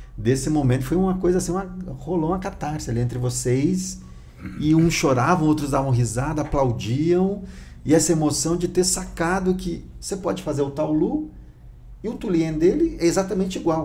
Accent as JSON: {"language": "Portuguese", "region": "Northeast Brazil", "country": "Brazil", "moved": "yes", "said": "sou nordestino também"}